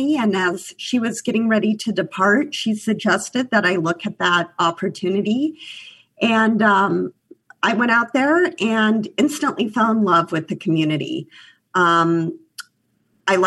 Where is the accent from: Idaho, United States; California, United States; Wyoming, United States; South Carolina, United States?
Wyoming, United States; Cheyenne; moved away as an adult; now in New York, United States; I grew up in Cheyenne, Wyoming